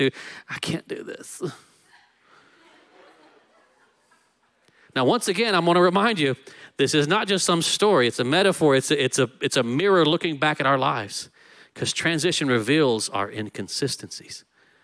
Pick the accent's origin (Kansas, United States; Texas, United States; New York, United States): Texas, United States; I'm Texan.